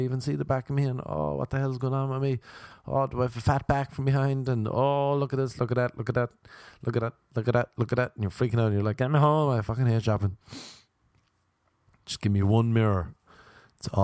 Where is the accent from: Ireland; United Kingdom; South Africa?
Ireland; I'm Irish